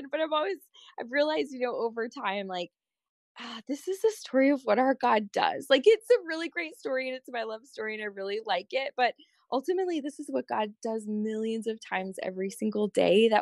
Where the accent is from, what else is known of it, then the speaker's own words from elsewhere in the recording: Colorado, United States; I was originally from Colorado